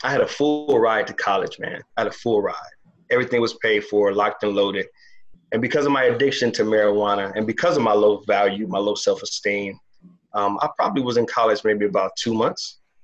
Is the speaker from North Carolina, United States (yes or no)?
no; Toledo, Ohio, United States; also born or lived in Chicago, Illinois; I was born in Chicago, grew up in Toledo, Ohio, moved to Ohio when I was seven, raised by my grandmother